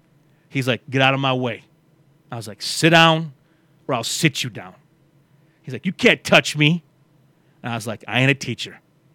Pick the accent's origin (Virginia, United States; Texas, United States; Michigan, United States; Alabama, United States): Michigan, United States; Flint; also born or lived in Waterford, Michigan; When we moved from Flint to Waterford